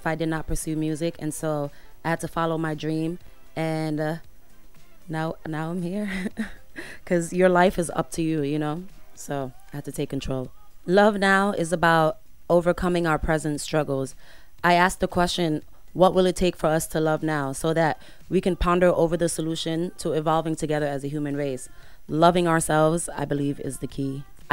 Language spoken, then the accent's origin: English; Senegal; moved away as an adult; now in Los Angeles, United States; I'm from Senegal. I go there very often to create, and I love growing up there.